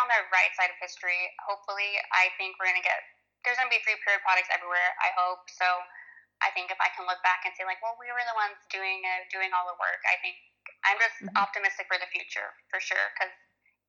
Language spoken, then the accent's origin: English; Corpus Christi, Texas, United States; And Corpus is very conservative too. Like, we're from Texas